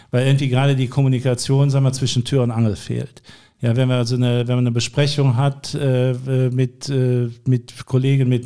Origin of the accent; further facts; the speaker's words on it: North Rhine-Westphalia, Germany; Ich ich sehe mich selbst eigentlich auch in dem Zusammenhang als Rheinländer.